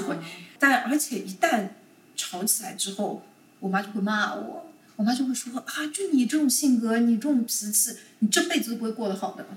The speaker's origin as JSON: {"language": "Chinese", "region": "Shanghai", "country": "China", "tie": "born or raised there", "moved": "as an adult", "lives_now": "Chicago, United States", "said": "我是出生在上海的，然嗯。后我一直到这个大学毕业到工作头两年都是在上海的"}